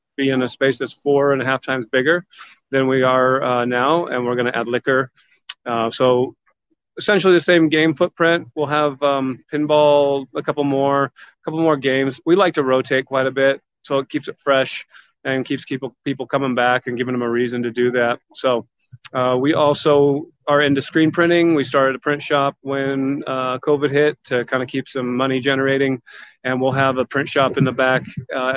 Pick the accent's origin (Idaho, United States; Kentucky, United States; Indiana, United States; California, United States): Idaho, United States; Boise; born and raised in Boise, Idaho.